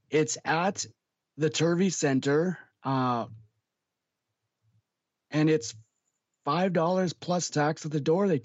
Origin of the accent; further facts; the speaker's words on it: Winnipeg, Manitoba, Canada; now in Regina, Canada; I was born in Winnipeg